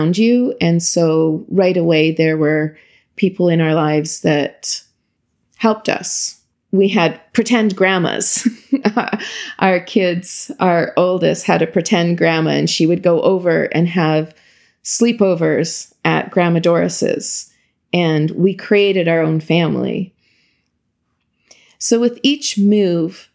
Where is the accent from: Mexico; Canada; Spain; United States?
Canada; Imperial, Saskatchewan; born or raised there; moved away as an adult; now in Ottawa, Canada